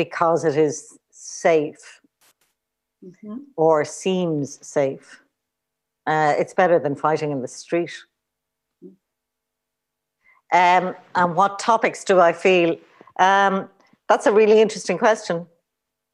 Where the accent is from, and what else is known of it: Ireland